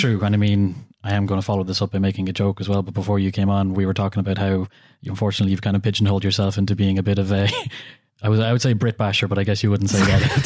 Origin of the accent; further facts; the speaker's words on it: Ireland; being an Irish person